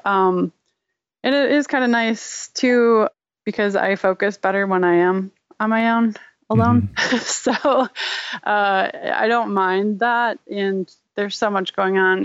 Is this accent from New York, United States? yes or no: yes; Rochester, New York, United States; I was born and raised in Rochester, New York, um, home of Kodak